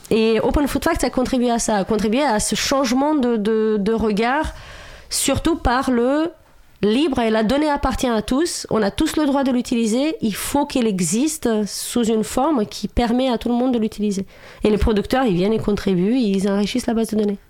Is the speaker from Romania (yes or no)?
yes; Romania; French is a second language; moved away as an adult; now in France; moi, je viens de Roumanie, à la base, je suis roumaine.